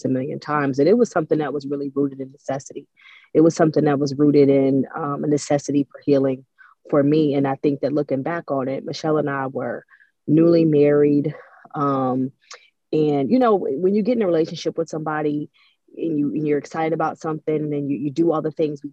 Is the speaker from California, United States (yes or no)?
no; Cleveland, Ohio, United States; now in Atlanta, United States; I grew up in Cleveland. Cleveland is a cold, dark place